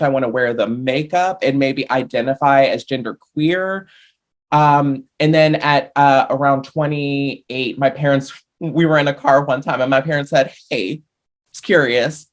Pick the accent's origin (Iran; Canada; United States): United States; Richmond, Virginia; I live in a brewery town, and so that's the kind of thing we do in Richmond, Virginia